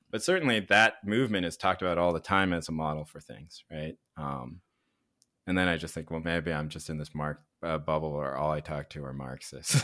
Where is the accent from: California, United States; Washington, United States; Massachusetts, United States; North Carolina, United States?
North Carolina, United States; Chapel Hill; Where I grew up in North Carolina